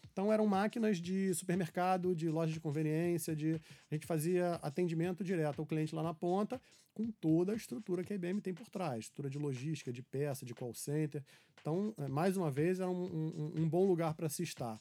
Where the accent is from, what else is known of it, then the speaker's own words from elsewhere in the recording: Rio de Janeiro, Brazil; eu sou carioca, nascido e criado aqui no Rio de Janeiro, grande parte da minha vida na Tijuca.